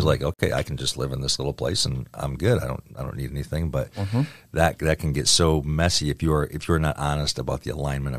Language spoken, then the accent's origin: English; Michigan, United States; I grew up in Michigan